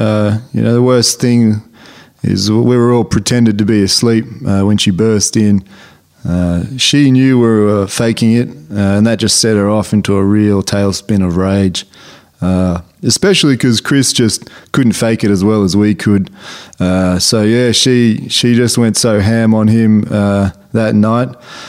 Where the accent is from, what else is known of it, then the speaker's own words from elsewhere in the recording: Tarrawonga, Australia; Yeah, I grew up on a outside Tarrawonga on a large cattle station. Didn't have much entertainment growing up, you know, never really got good reception on our telly.